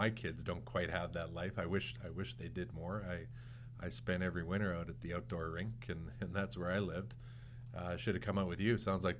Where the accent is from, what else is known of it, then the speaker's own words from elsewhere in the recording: St. Albert, Alberta, Canada; Well, I'm a St. Albert guy.